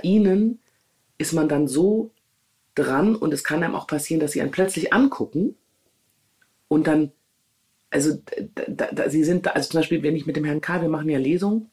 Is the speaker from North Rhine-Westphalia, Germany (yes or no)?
yes; Düsseldorf, North Rhine-Westphalia, Germany; moved away as an adult; Düsseldorf, meine Heimat, mein soziales Netzwerk